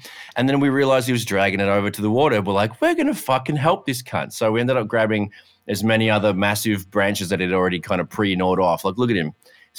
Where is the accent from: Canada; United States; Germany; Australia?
Canada; I'm so Canadian.